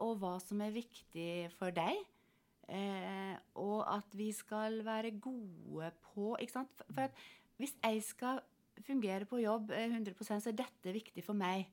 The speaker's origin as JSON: {"language": "Norwegian", "area": "Sunnmøre", "region": "Møre og Romsdal", "country": "Norway", "also_born_or_lived": "Finnmark", "moved": "as an adult", "said": "da er jeg jo sunnmøring"}